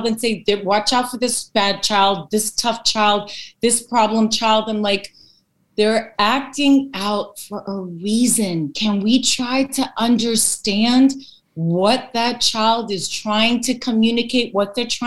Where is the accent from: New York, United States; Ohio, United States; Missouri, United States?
New York, United States; New York City; I was born in the Bronx here in New York, and I'm from Greek American descent. I'm first generation